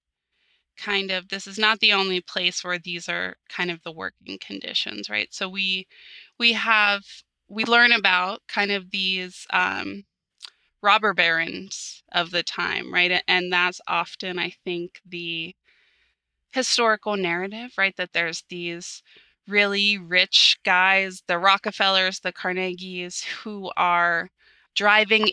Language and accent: English; Pittsburgh, Pennsylvania, United States; growing up in the Pittsburgh region